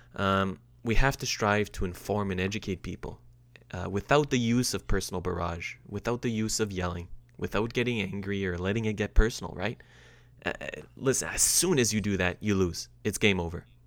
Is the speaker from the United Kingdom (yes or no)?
no; Canada; I'm proud to say as a Canadian